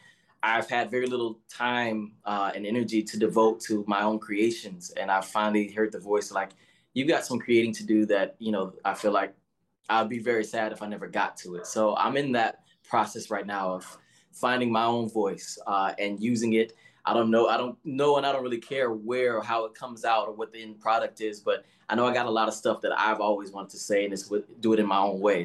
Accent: the South, United States; especially as a young Black man growing up in the South and all

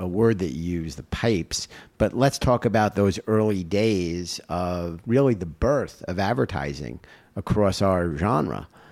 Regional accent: United States; I'm, uh, as proud an American as anyone

